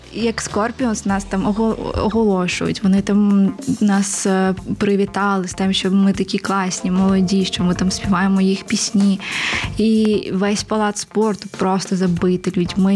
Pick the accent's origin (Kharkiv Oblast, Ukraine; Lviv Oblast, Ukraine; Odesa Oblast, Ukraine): Odesa Oblast, Ukraine; Odesa; moved away as an adult; now in Kyiv, Ukraine; І народилась я в Одесі, виросла в Одесі і ну десь плюс-мінус 4 роки вже живу в Києві.